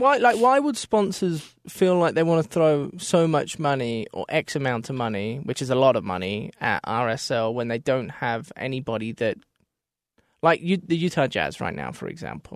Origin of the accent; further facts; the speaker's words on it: Australia; moved away; I come from Australia